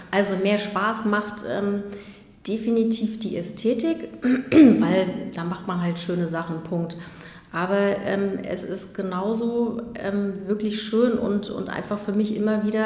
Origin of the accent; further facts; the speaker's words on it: Magdeburg, Saxony-Anhalt, Germany; also born or lived in Berlin; Genau, aufge, aufgewachsen bin ich in Magdeburg.